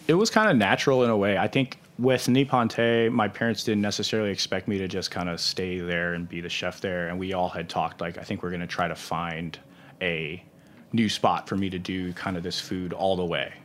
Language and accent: English; St. Louis, Missouri, United States; I'm still from Saint Louis